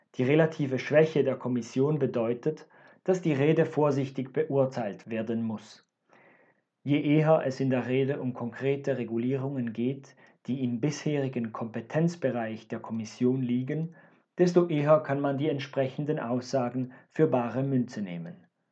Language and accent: German; Switzerland; Als Schweizer